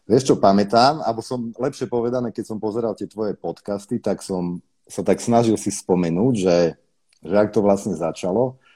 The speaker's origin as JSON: {"language": "Slovak", "town": "Košice", "region": "Košice Region", "country": "Slovakia", "tie": "born or raised there", "moved": "as an adult", "said": "Narodil som sa v Košiciach, tam som žil do svojich 20 rokov, 22"}